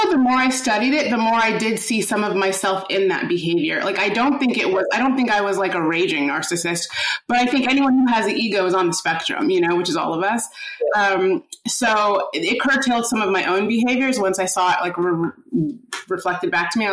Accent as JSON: {"language": "English", "region": "Midwest", "country": "United States", "tie": "born or raised there", "moved": "yes", "lives_now": "New York, United States", "said": "I grew up in the Midwest and I had just like really good friends growing up. And then I moved to New York"}